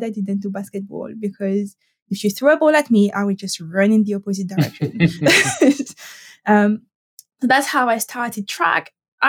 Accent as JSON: {"language": "English", "region": "Caribbean", "country": "France", "second_language": "English", "said": "I am not from Paris, and I'm trying very hard not to sound too French, but this is me, and this is how you get me. So I am French, but from the Caribbean."}